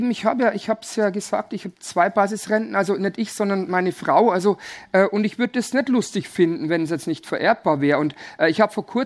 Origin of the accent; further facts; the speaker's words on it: Bavaria, Germany; Also bei uns in Bayern sagt man wilde Ehe.